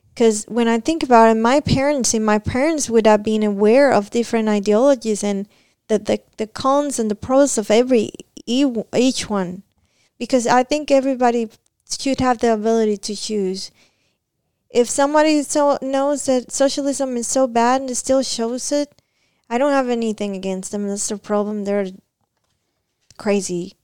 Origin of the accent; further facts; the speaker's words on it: Cuba; moved away as an adult; now in Kentucky, United States; I came back from Cuba on my first trip back to my country